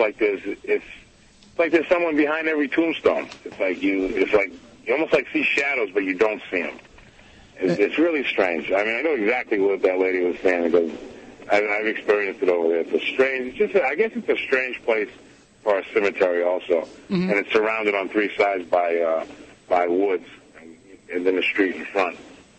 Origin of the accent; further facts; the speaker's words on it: Fairhaven, Massachusetts, United States; I'm from Fairhaven also.